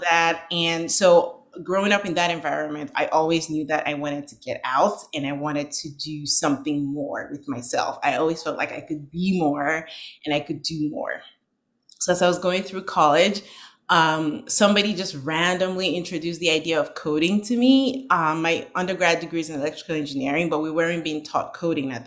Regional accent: Northern Nigeria, Nigeria; moved away as an adult; now in United States; I was born and raised in Nigeria

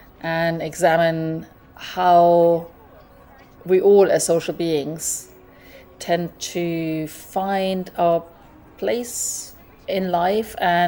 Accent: Germany; moved away as an adult; also born or lived in Hackney, London; now in London, United Kingdom; based in Hackney, where I've been living pretty much for most of my adult life. I'm originally from Germany, but moved here about 30 years ago.

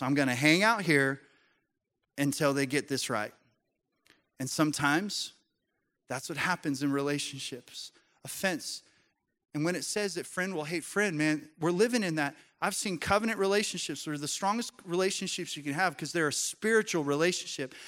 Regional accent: Colorado, United States; I grew up in Colorado

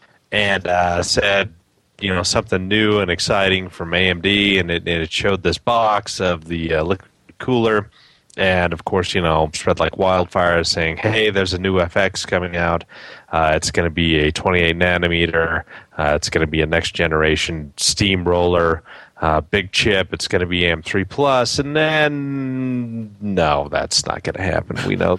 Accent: Canada; as Canadian

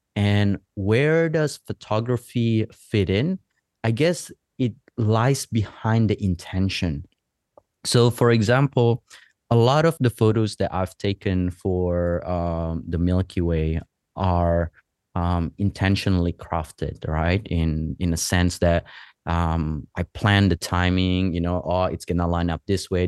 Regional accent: West Java, Indonesia; moved away as an adult; also born or lived in Los Angeles / Australia / Canada; now in Bali, Indonesia; I was born in West Java in, um, in the island there and, um, in, in the Java Island. And then during middle school, I spent a little bit of time, couple of years in Los Angeles. I came back to Indonesia for high school

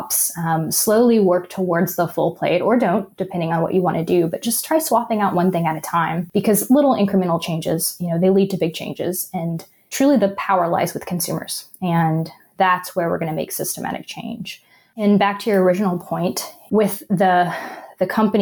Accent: Arkansas, United States; now in California, United States; growing up in the South

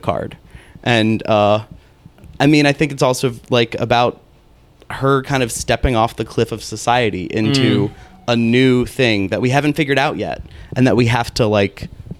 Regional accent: United States; We're American

